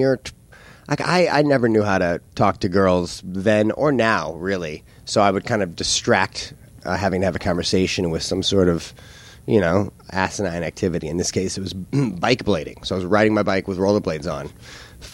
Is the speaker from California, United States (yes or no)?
no; St. Louis, Missouri, United States; I grew up in St. Louis